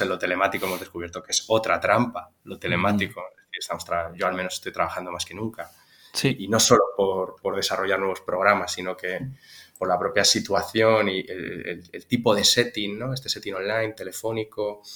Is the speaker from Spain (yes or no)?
yes; Tarragona, Catalonia, Spain; moved away as an adult; also born or lived in Santiago de Compostela; now in Zaragoza, Spain; yo soy catalán, natural de Tarragona